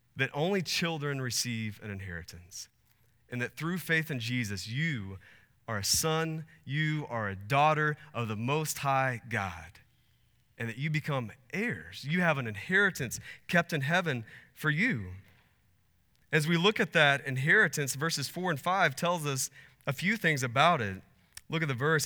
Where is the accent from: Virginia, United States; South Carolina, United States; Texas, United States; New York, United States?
Texas, United States; now in Arizona, United States; I grew up in Texas